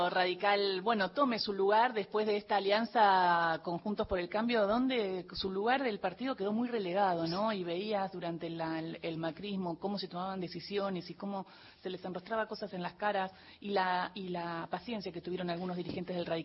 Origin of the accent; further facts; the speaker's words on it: Argentina; creo que somos muchos los argentinos y argentinas que deseamos ver una unión cívica radical potente.